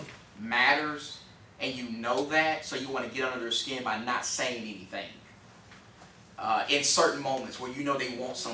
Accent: Texas, United States; I'm from Texas

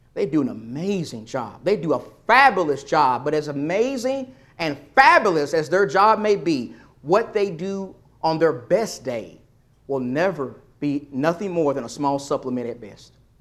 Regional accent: East Texas, United States; when I was a young boy, growing up around the Lord's people in East Texas

